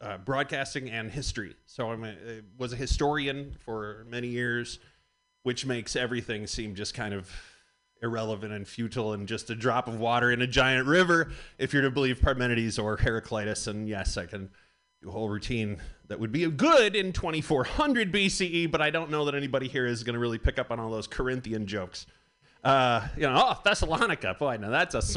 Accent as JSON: {"language": "English", "region": "Michigan", "country": "United States", "tie": "born or raised there", "moved": "yes", "said": "I am from Michigan"}